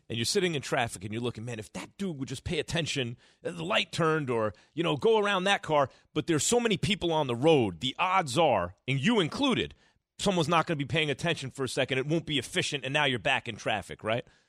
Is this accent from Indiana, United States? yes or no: no; New York, United States; growing up in New York